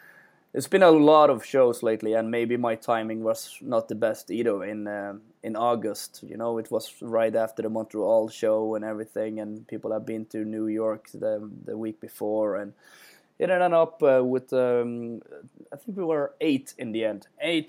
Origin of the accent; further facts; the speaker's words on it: Bergen, Vestland, Norway; every time I go to shows and I tell people I'm from Norway and I'm from Bergen, everybody says, I really want to visit that.